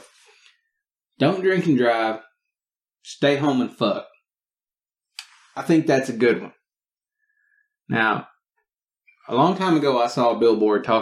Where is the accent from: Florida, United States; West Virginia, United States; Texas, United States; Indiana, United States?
Texas, United States; I am from Texas